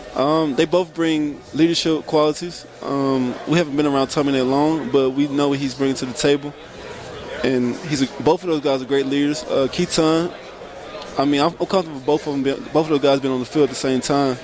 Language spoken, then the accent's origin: English; Mississippi, United States; being from Mississippi